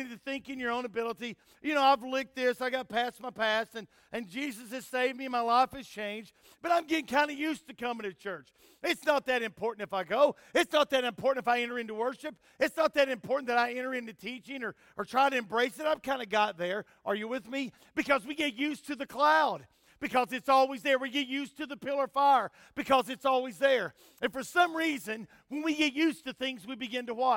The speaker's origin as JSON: {"language": "English", "country": "United States", "said": "as an American"}